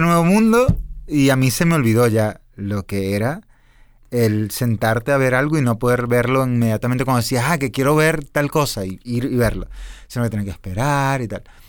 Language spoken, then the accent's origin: Spanish; Venezuela; yo soy venezolano